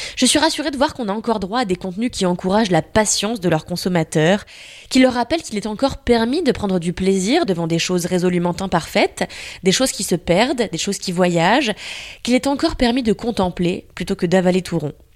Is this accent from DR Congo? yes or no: no; France; chez nous en France